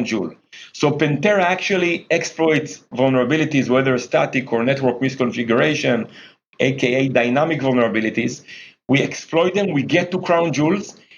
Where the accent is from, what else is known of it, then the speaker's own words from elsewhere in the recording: Jerusalem, Jerusalem District, Israel; I grew up in Jerusalem, playing basketball in the streets of Jerusalem